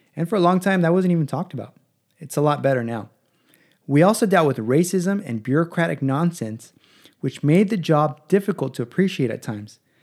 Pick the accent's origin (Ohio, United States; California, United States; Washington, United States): California, United States; Los Angeles; also born or lived in San Diego / Palm Springs; I was born in Los Angeles